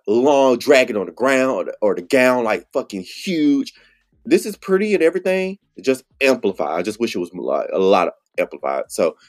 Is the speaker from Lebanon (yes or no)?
no; the South, United States; I'm from the South